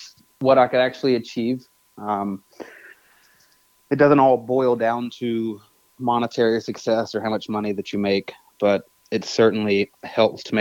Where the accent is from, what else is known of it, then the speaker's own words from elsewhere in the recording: Nashville, Tennessee, United States; born and raised in Nashville. I was born in East Nashville